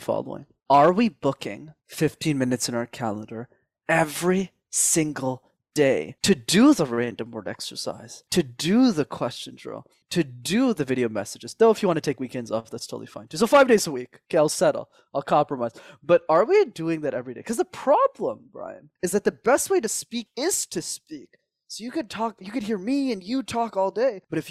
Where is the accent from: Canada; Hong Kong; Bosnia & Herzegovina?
Canada; Montreal, Quebec; I grew up in Montreal